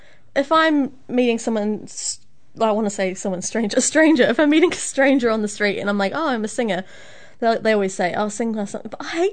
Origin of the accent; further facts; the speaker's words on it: Christchurch, Canterbury, New Zealand; I was born in Christchurch, New Zealand.